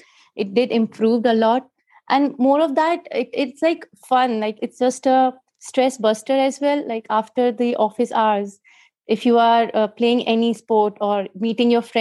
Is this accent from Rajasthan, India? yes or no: yes; Jaipur, Rajasthan, India; Jaipur, that is my hometown.